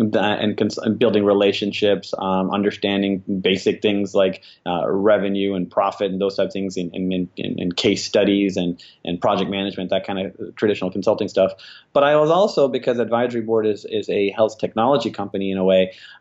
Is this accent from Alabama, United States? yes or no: yes; Alabama, United States; I'm born and raised in Alabama.